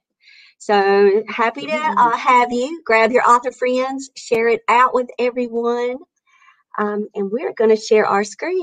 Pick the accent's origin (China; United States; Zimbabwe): United States; Maxton, North Carolina; now in Clayton, United States; I'm from Maxton and now live in Clayton